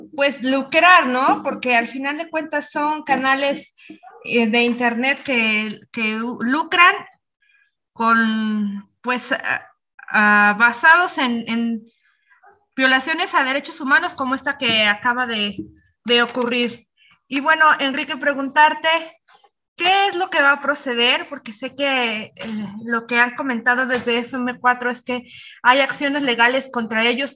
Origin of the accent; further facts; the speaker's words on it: Zapotlanejo, Jalisco, Mexico; yo que, que soy de Zapotlanejo